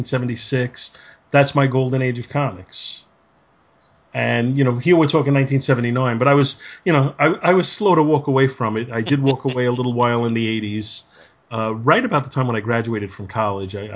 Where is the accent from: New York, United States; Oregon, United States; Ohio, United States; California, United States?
New York, United States; New York City; now in Long Island, United States; I hail from New York City, but I no longer live there